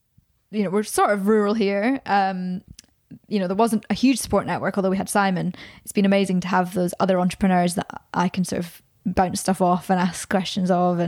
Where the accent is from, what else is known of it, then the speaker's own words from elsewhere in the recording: Scotland, United Kingdom; now in Birmingham, United Kingdom; back to my hometown